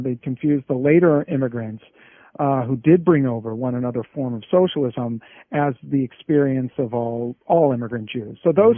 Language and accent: English; Silicon Valley, California, United States; I grew up in Silicon Valley